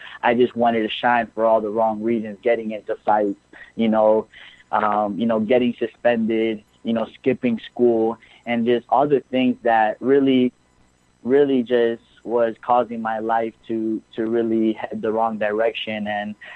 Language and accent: English; Miami, Florida, United States; I'm originally from Miami, and I'd say after transitioning to middle school from elementary school is really when I started declining academically, you know, just being easily influenced, roaming the streets of Miami